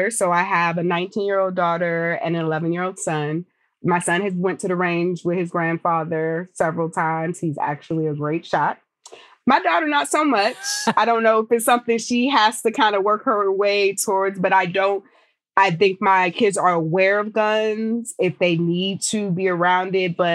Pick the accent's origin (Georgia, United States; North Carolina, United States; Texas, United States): Texas, United States; Abilene; born there; so I'm an Air Force brat. My family is lived New Jersey, New York. I was born in Abilene, Texas.